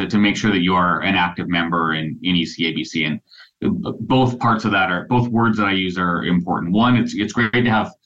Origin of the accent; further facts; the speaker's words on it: Port McNeill, British Columbia, Canada; I'm an Islander. I grew up in Port McNeil.